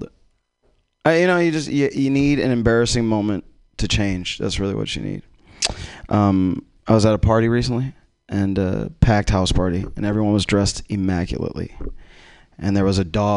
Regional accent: Miami, Florida, United States; now in Los Angeles, United States; I'm from Miami, man. I just live in Los Angeles

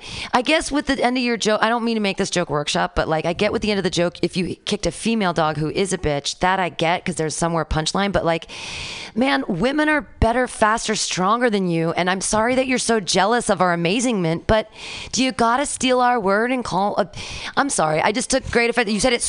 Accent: California, United States; I'm a Californian.

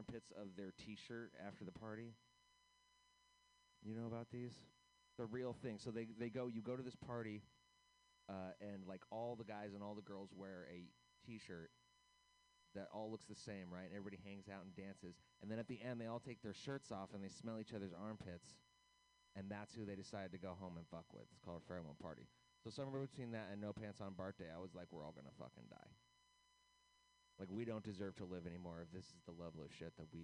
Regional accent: United States; as an American

